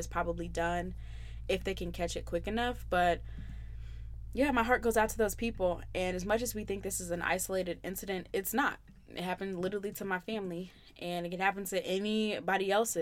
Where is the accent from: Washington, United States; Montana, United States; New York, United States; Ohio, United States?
Ohio, United States; Columbus; I'm from Ohio